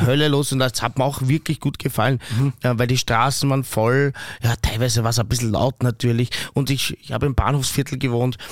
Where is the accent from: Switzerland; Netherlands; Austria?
Austria; als Österreicher